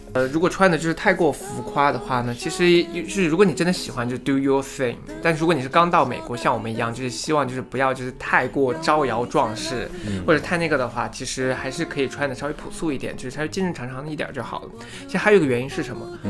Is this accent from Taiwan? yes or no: no; Yunnan, China; moved away as an adult; now in United States; 我的家乡是在，呃，云南那边